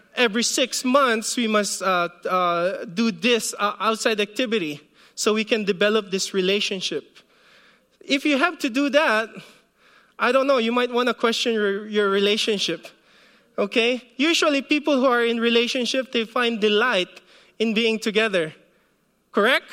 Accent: Philippines; moved away; when I was growing up in the Philippines

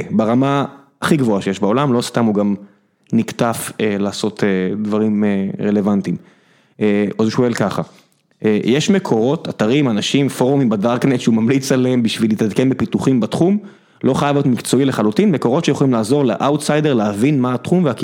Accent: Beersheba, Southern District, Israel; אני גדלתי בבאר שבע

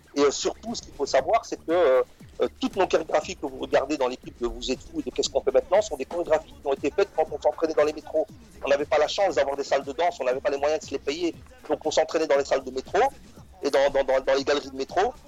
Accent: Molenbeek-Saint-Jean, Brussels-Capital Region, Belgium; mes parents sont, sont, des parents ouvriers, je viens de Molenbeek

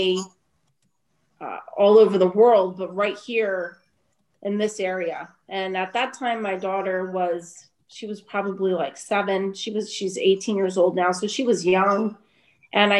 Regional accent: Trenton, New Jersey, United States; also born or lived in Berks County, Pennsylvania; now in Reading, United States; I was born and raised in Trenton, New Jersey. So I'm a Jersey girl, essentially

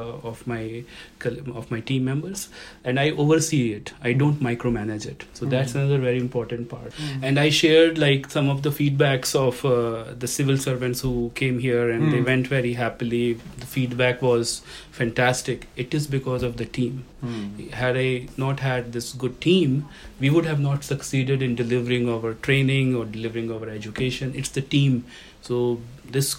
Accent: Uttar Pradesh, India; moved away as an adult; now in Canada; my home state, Uttar Pradesh

